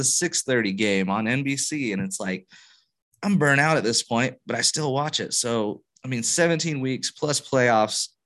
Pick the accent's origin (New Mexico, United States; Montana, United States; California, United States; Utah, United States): Utah, United States; I'm from Utah